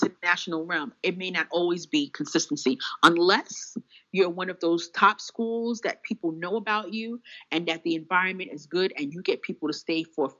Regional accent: Bronx, New York, United States; I'm not nobody special. … from the Bronx.

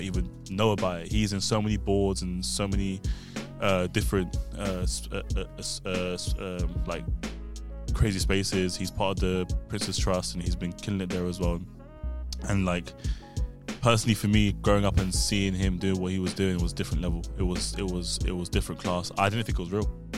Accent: London, United Kingdom; also born or lived in Sudan; we're in West London right now. I'm from West London. I live in Acton.

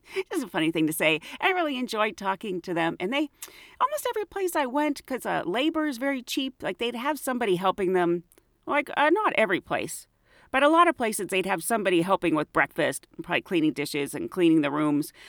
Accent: United States; Estados Unidos

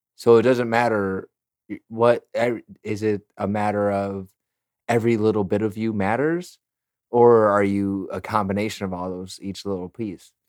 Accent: Chicago, Illinois, United States; moved away as an adult; now in San Antonio, United States; I grew up in Chicago

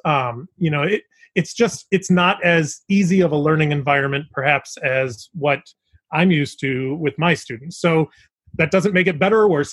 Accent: Chicago, Illinois, United States; we're from the Chicago area

